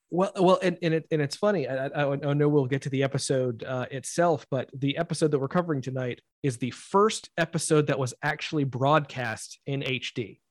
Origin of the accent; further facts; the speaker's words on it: Rock Hill, South Carolina, United States; I'm from Rock Hill, uh, just, just a, a little farther north.